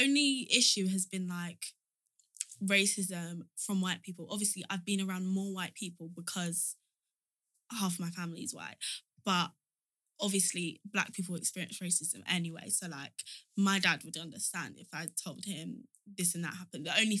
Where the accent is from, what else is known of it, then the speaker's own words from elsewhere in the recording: Nigeria; If somebody asked me where I was from, I would say I'm Nigerian.